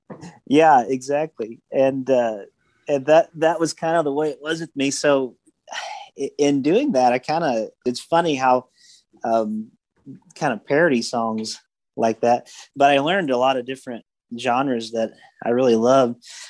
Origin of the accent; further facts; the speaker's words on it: Nashville, Tennessee, United States; also born or lived in Ohio; growing up around the Nashville area